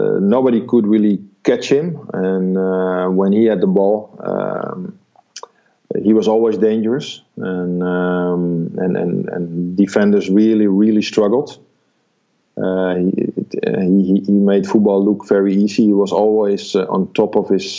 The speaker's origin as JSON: {"language": "English", "town": "Amsterdam", "region": "North Holland", "country": "Netherlands", "tie": "born or raised there", "said": "I was born in Amsterdam with the home team Ajax, doing really well in the early 70s"}